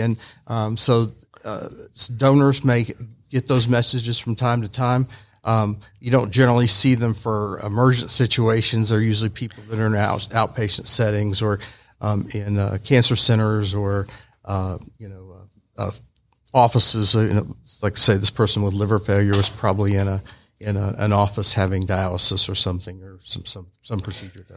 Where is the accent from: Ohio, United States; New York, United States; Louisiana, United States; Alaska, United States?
Alaska, United States; moved away as an adult; also born or lived in Chattanooga, Tennessee; now in Georgia, United States